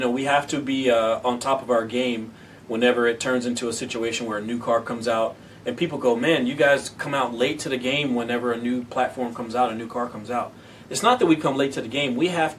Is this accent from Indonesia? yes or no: no; California, United States; I mean, I'm one of the weirdos because I come from the Bay. I come from what, you know, what